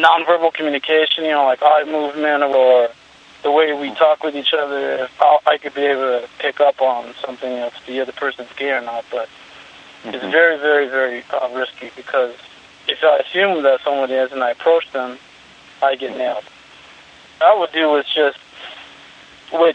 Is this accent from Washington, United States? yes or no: no; Santa Barbara, California, United States; now in Arizona, United States; I grew up in Santa Barbara, California.